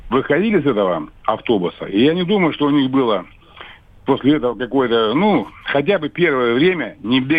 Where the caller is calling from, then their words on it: Krasnoyarsk, Krasnoyarsk Krai, Russia; Я вам звоню из Сибири, из Красноярска.